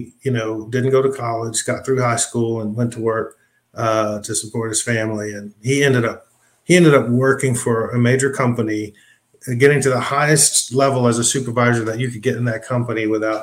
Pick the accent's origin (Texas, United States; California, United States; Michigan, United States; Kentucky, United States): California, United States; Los Angeles; I grew up in Los Angeles